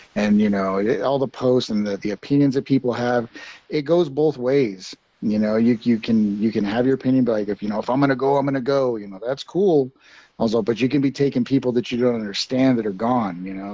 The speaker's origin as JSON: {"language": "English", "town": "Farmington", "region": "New Mexico", "country": "United States", "tie": "born or raised there", "also_born_or_lived": "Sacramento / Las Vegas", "said": "in farmington in, in my hometown"}